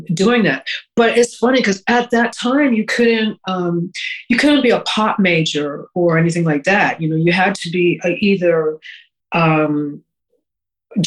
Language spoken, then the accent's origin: English; Montreal, Quebec, Canada; I grew up in Montreal, which was a great city